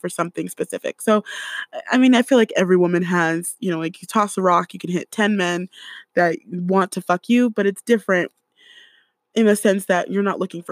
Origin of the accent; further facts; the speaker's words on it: California, United States; I grew up in California